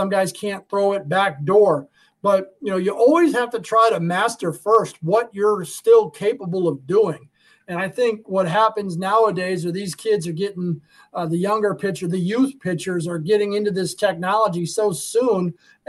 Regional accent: Arizona, United States; You know, when I grew up out in Arizona, you know, there wasn't many and it was hot and you went outside.

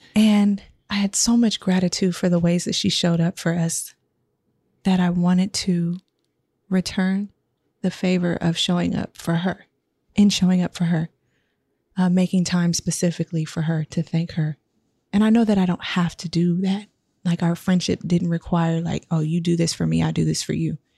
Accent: Sacramento, California, United States; I am from Sac

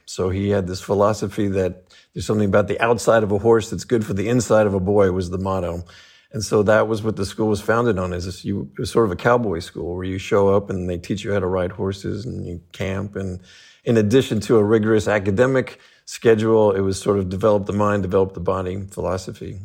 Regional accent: Los Angeles, California, United States; also born or lived in Fresno, California; I was raised in Los Angeles

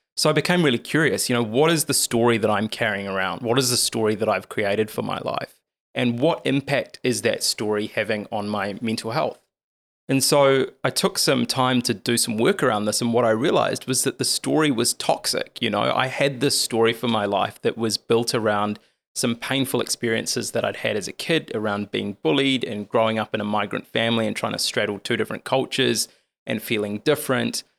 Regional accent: Lower Hutt, Wellington, New Zealand; I was born and raised in Lower Hutt

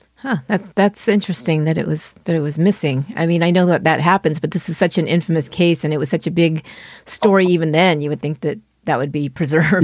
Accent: San Francisco Bay Area, California, United States; my hometown, which is a very small town here in, in the San Francisco Bay Area

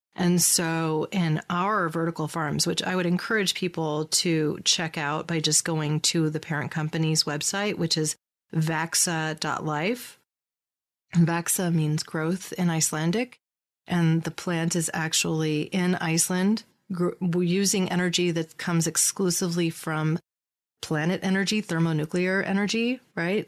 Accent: California, United States; here in my home state of California

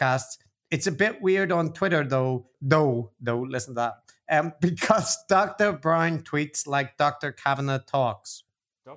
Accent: Ireland; I'm the Irish one

